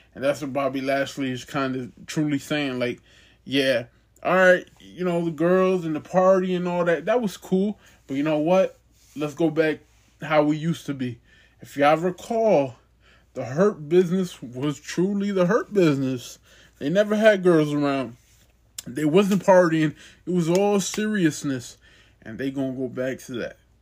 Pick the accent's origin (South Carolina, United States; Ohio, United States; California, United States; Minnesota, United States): Ohio, United States; I'm from Ohio, but it's like two two and a half hours away from here